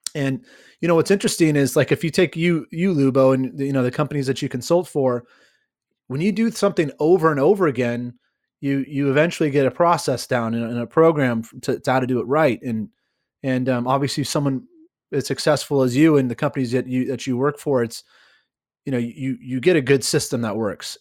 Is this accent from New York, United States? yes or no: no; California, United States; I I uh, am born and raised in California